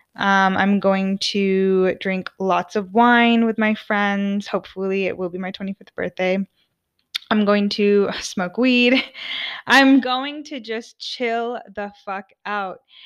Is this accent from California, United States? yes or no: yes; Orange, California, United States; moved away as an adult; now in Sweden; I'm from the O C, O C California, city of Orange, all the way. Um, I'm Southern Californian through and through.